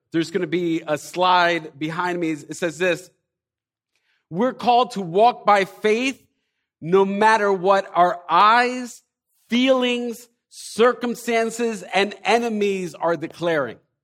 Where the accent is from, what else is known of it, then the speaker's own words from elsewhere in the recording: Elizabeth, New Jersey, United States; we're from New Jersey, from, most of us probably from Elizabeth